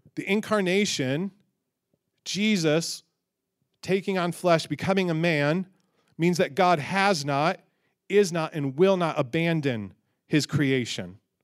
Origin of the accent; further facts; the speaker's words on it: Michigan, United States; growing up in Michigan